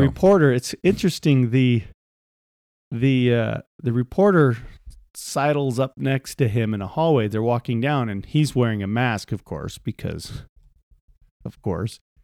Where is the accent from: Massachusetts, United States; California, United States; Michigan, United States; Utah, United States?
Utah, United States; we're from Utah